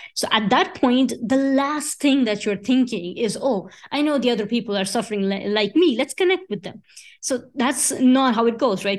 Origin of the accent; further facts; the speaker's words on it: Sicily, Italy; moved away as an adult; also born or lived in India; now in Paris, France; Sicily, which is this beautiful island in the south of Italy where I grew up. I did my school